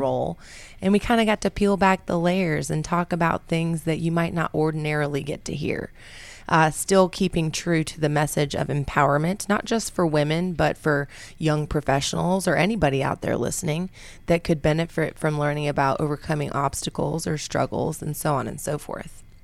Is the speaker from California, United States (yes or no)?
no; Brooks, Georgia, United States; also born or lived in Albuquerque, New Mexico; I moved to Brooks, Georgia, which is very near Peachtree City, which is also known as the Golf Cart community, and that's where I grew up.